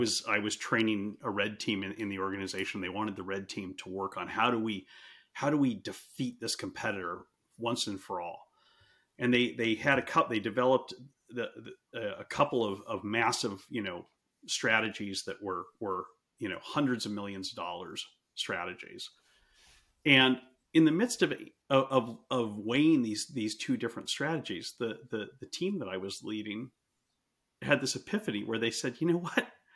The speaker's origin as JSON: {"language": "English", "country": "United States", "said": "I'm being American"}